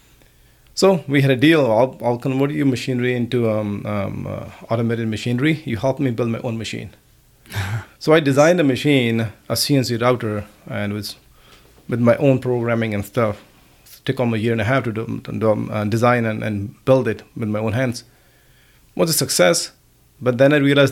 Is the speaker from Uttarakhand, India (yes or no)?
no; Anandpur Sahib, Punjab, India; moved away as an adult; also born or lived in Ludhiana, Punjab; now in Canada; I grew up in Anandpur Sahib. I came here at the age of 20